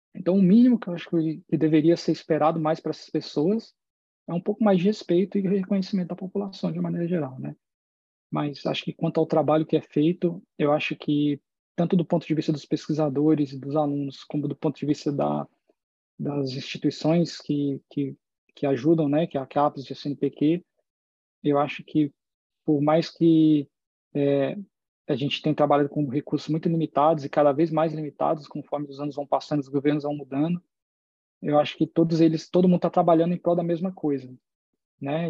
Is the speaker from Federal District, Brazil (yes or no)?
yes; Federal District, Brazil; moved away as an adult; also born or lived in Miami, Florida / Boston, Massachusetts; now in California, United States; eu morei a vida toda no Distrito Federal